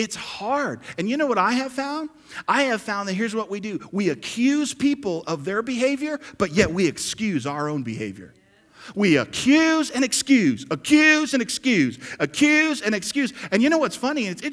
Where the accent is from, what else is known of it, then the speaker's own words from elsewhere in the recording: New Jersey, United States; I grew up in New Jersey and lived there